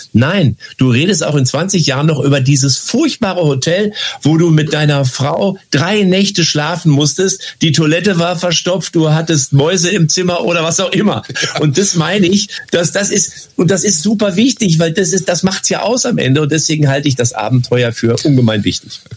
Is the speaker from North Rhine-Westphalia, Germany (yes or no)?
yes; Lippstadt, North Rhine-Westphalia, Germany; Ich bin behütet aufgewachsen in Lippstadt, eine Kleinstadt in Westfalen